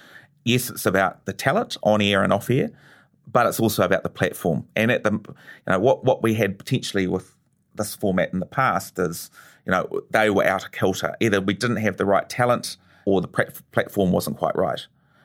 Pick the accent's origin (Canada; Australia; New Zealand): New Zealand; I mean, being Kiwi has got to be part of this.